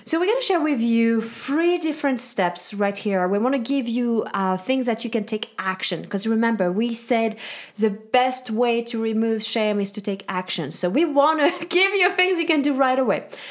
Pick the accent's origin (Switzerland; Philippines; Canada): Switzerland; now in United States; I'm from Switzerland, and I really think that this background has set um, for me, this whole, like, shame-free upbringing